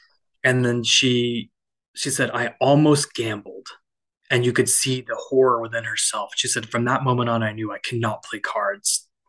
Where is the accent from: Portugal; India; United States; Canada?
India; of no, my faith shouldn't take me away from being Indian.